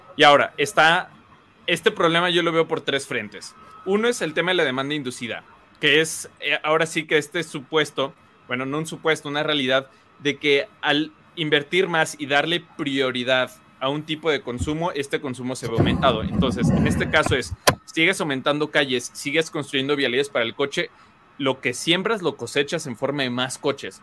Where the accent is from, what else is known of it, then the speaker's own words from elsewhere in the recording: León, Guanajuato, Mexico; el aire que respiramos todos los leoneses